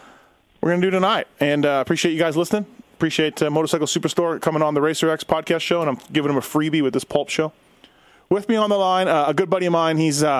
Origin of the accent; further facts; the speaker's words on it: Winnipeg, Manitoba, Canada; moved away; I'm from Winnipeg. how did I end up here? You know? So I've been gone a long time.